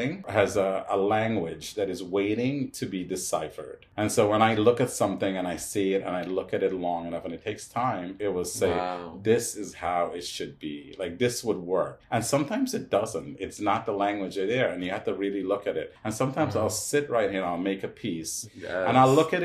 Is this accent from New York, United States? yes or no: yes; New York City, New York, United States; also born or lived in Guyana; I came from Guyana. I'm Indian, but I came through Guyana. And so when I came here, thankfully I grew up in the neighborhood of Hell's Kitchen